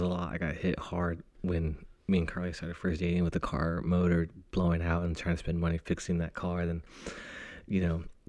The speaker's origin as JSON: {"language": "English", "town": "Fresno", "region": "California", "country": "United States", "tie": "born or raised there", "moved": "as an adult", "lives_now": "Northern California, United States", "said": "my hometown of Fresno"}